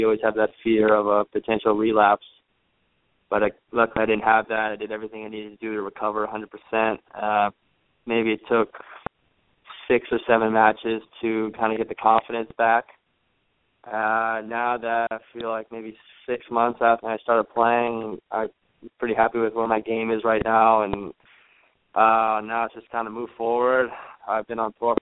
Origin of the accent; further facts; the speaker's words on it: Virginia, United States; I'm from Virginia